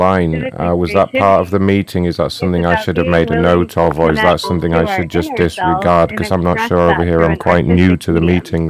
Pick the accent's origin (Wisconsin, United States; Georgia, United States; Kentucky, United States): Wisconsin, United States; I'm from Wisconsin.